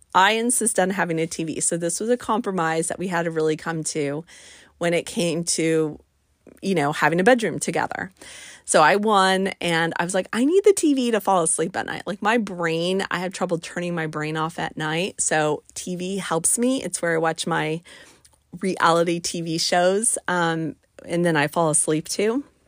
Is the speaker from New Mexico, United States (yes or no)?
yes; Albuquerque, New Mexico, United States; moved away; I am from the Mountain West. I'm from Albuquerque, New Mexico.